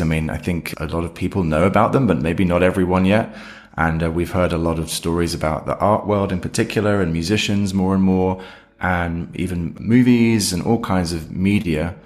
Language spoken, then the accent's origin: English; United Kingdom; now in London, United Kingdom; as you can hear maybe from me, I'm, uh, I'm a Brit, so I'm in London